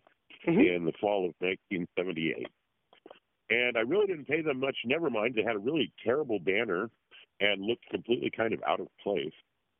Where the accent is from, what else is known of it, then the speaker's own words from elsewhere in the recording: Omaha, Nebraska, United States; now in Los Angeles, United States; I come from the Midwest, from, like a a family where my grandfather was a secret Rosicrucian and my grandmother was a secret Madame Blavatsky fan.